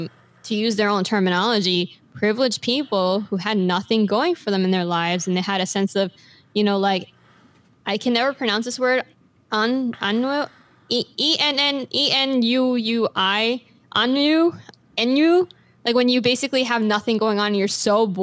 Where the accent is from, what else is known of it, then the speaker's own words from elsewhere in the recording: Long Island, New York, United States; now in Florida, United States; I am from Long Island, New York.